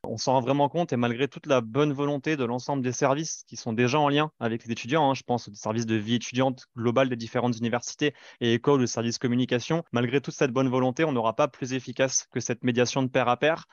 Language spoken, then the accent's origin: French; Libourne, Nouvelle-Aquitaine, France; en ayant grandi euh, à Libourne en Gironde, pas loin de Bordeaux